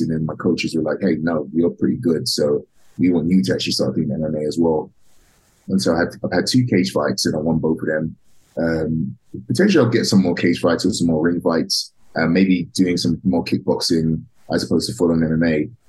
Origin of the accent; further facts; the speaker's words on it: London, United Kingdom; now in United States; I'm actually originally from um, from London, England, uh, okay. a small town in the north of London called Tottenham.